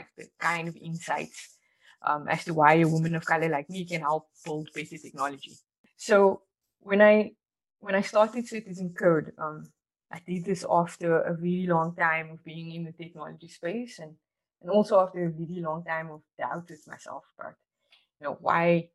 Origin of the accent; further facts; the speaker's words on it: Cape Town, Western Cape, South Africa; I grew up in Athlone, Cape Town